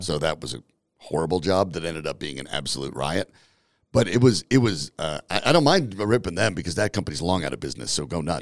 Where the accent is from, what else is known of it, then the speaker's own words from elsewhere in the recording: Franktown, Colorado, United States; I grew up in Franktown